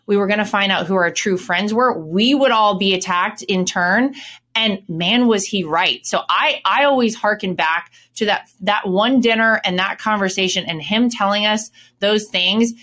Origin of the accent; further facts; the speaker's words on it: Wrightsville Beach, North Carolina, United States; moved away; Wrightsville Beach is kind of s, a small little island connected to Wilmington, and that's where I was born and raised